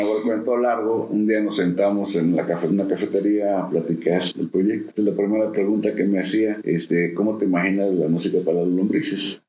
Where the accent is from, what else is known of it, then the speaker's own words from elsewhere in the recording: Villahermosa, Tabasco, Mexico; also born or lived in Cuernavaca, Morelos; now in Xalapa, Mexico; la primera, biológica, eh, de Cuernavaca, Morelos. Ok. la infancia, en, en Villahermosa, Tabasco. Y la tercera, jalapeño